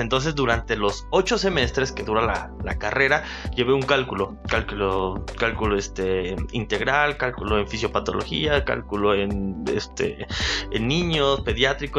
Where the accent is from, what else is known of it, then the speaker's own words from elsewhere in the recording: Perote, Veracruz, Mexico; also born or lived in Teziutlán, Puebla; Soy originario de Perote, este, nací en la ciudad de Tecitlán, Puebla